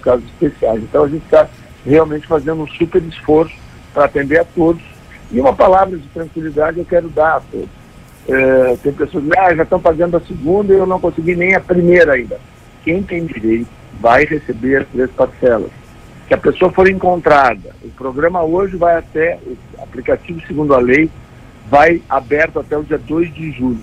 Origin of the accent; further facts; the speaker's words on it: Rio Grande do Sul, Brazil; Eu, como gaúcho